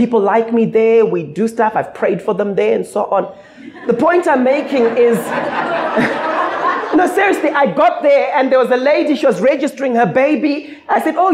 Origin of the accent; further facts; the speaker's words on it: Zimbabwe; now in South Africa; Growing up in Zim